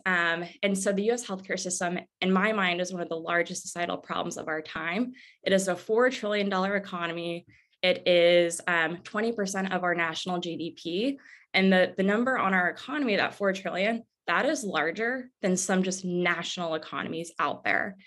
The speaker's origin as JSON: {"language": "English", "town": "Bloomington", "region": "Indiana", "country": "United States", "tie": "born or raised there", "said": "I grew up in Bloomington, Indiana"}